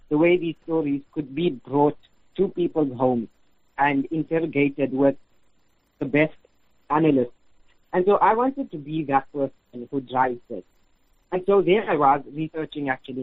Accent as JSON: {"language": "English", "town": "Standerton", "region": "Mpumalanga", "country": "South Africa", "tie": "born or raised there", "also_born_or_lived": "Johannesburg / Isipingo, Durban", "moved": "yes", "lives_now": "Amanzimtoti, South Africa", "said": "I was born in Johannesburg, and I grew up in a place called Standerton in Mpumalanga"}